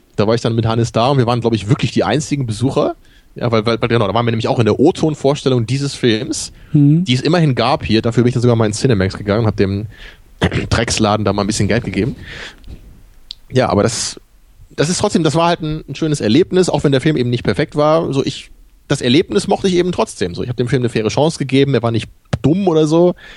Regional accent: Rotenburg, Lower Saxony, Germany; ich bin ja in, in Rotenburg-Wimme aufgewachsen

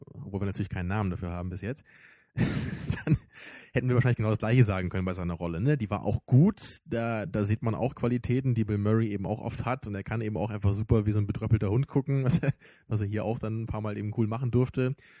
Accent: Germany; für uns als Deutsche

